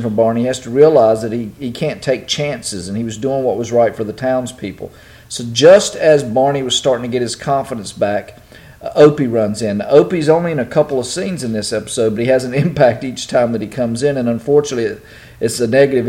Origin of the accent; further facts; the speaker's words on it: North Carolina, United States; when I was a kid growing up in North Carolina